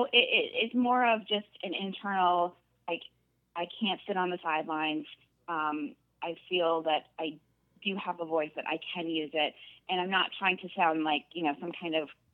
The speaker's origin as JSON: {"language": "English", "town": "Wausau", "region": "Wisconsin", "country": "United States", "also_born_or_lived": "Madison, Wisconsin / Los Angeles, California", "moved": "as an adult", "said": "I am originally from Wausau"}